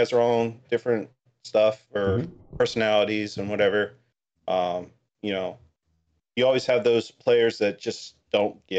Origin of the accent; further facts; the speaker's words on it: North Carolina, United States; also born or lived in Washington State; now in Virginia, United States; My home state is North Carolina